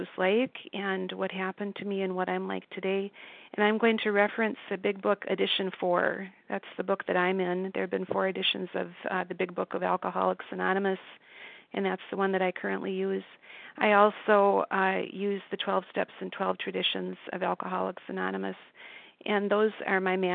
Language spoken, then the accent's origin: English; Minnesota, United States; I grew up in Minnesota, and I was part of a middle-class family.